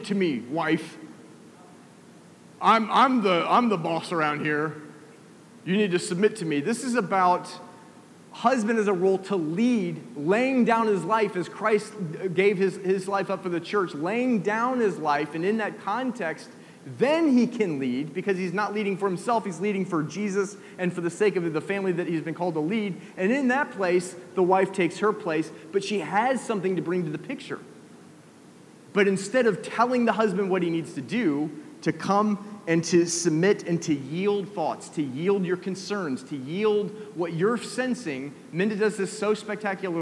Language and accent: English; Atlanta, Georgia, United States; I'm a kid from Atlanta